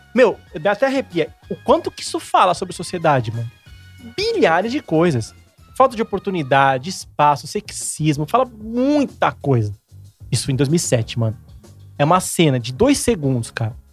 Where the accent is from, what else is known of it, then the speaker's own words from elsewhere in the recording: São Paulo, Brazil; Eu morava em Santo, sou de Santo Amaro, zona sul de São Paulo